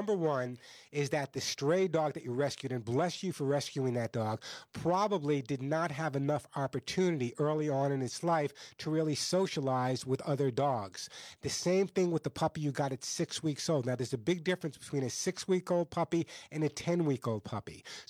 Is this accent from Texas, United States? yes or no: no; New York, United States; I grew up in New York.